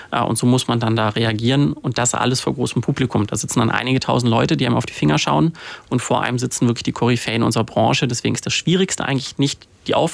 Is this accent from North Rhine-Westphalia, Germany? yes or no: yes; Cologne, North Rhine-Westphalia, Germany; Äh, über Umwege. Ich komme aus Köln. Das ist eine Stadt, die eher für Bier als für Wein bekannt ist.